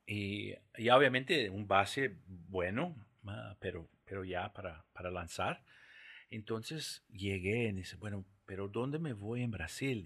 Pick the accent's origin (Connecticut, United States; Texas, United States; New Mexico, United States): New Mexico, United States; Santa Fe; accent: Portuguese; first language English; Spanish is a second language; moved away as an adult; also born or lived in São Paulo, Brazil / Caracas, Venezuela; now in Costa Rica; yo nací en Santa Fe, Nuevo México